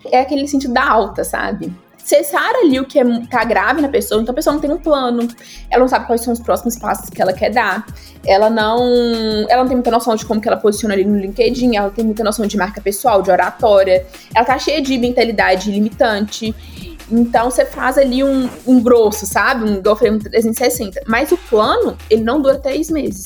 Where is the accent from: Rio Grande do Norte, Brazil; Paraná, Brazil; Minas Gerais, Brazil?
Minas Gerais, Brazil; Guanhães; now in Belo Horizonte, Brazil; eu sou do interior de Minas